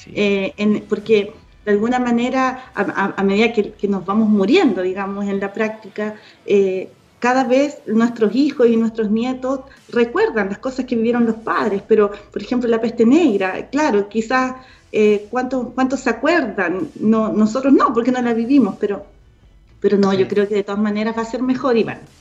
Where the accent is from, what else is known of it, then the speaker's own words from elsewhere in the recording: Punta Arenas, Magallanes and Chilean Antarctica, Chile; mi mamá hizo un videoclub en la casa, en Punta Arenas, porque yo soy de Punta Arenas, magallánica